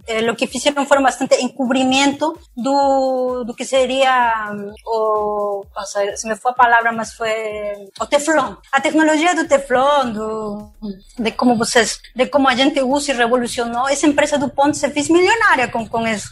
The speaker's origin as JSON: {"language": "Portuguese", "country": "Peru", "second_language": "Portuguese", "moved": "yes", "lives_now": "Brazil", "said": "eu sou do Peru, mano. Todo mundo percebe meu sotaque."}